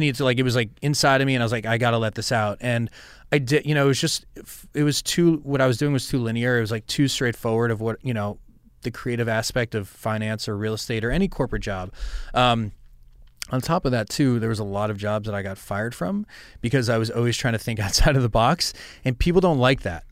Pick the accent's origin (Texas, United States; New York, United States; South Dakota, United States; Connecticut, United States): New York, United States; Westchester; I grew up in Westchester